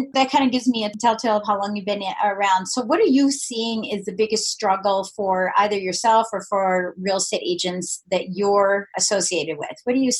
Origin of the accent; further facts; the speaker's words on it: Colorado, United States; now in Virginia, United States; I'm from Colorado. I love interviewing people from Colorado. You know what's so funny? I hardly ever interview anybody from Virginia, which is where I've lived the longest.